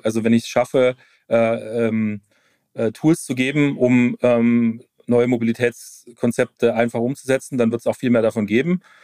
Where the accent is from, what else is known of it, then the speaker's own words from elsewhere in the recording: Stuttgart, Baden-Württemberg, Germany; ich komme aus Stuttgart, Automotive Town